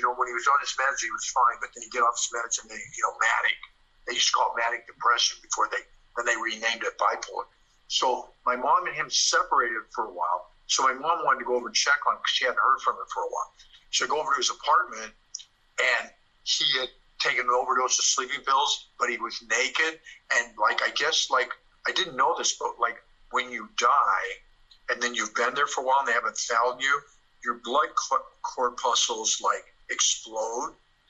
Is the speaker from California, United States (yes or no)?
no; Portland, Oregon, United States; Portland, Oregon.